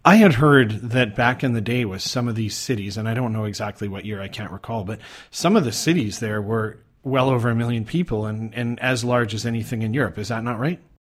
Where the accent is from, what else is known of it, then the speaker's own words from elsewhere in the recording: Calgary, Alberta, Canada; moved away as an adult; now in Thailand; I'm originally from Calgary, Canada